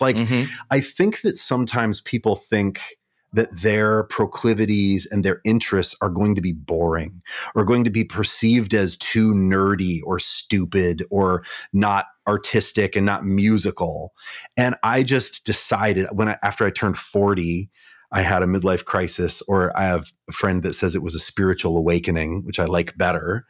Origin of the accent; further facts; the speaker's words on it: Kalispell, Montana, United States; now in Minneapolis, United States; I grew up in Montana, mm-hmm. small town in Montana called Kalispell